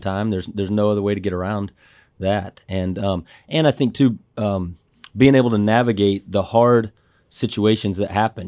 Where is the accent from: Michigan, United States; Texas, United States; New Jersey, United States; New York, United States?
Texas, United States; Dallas; I grew up in Dallas